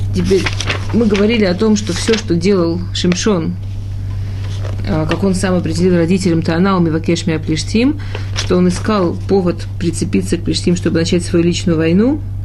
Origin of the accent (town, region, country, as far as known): Russia; born or raised there; moved away